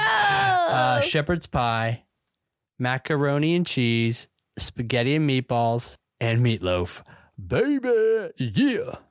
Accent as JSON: {"language": "English", "region": "the South", "country": "United States", "tie": "born or raised there", "said": "I grew up in the South"}